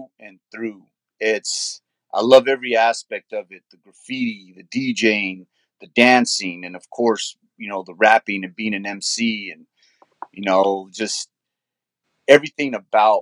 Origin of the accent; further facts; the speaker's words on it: Loving, New Mexico, United States; also born or lived in San Jose, California; now in Yuma, United States; I was born in San Jose, California, and I grew up in Loving, New Mexico, and I reside in Yuma, Arizona now